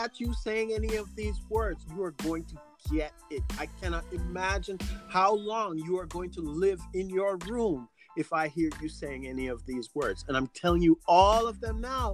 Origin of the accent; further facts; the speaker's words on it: Jamaica; I am Jamaican